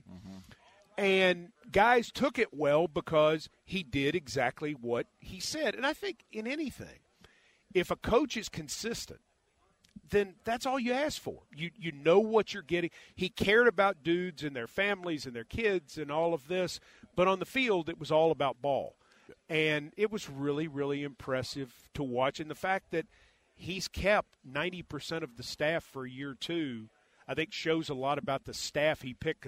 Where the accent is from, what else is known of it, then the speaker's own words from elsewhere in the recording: just outside of Nashville, Tennessee, United States; I grew up just outside of Nashville.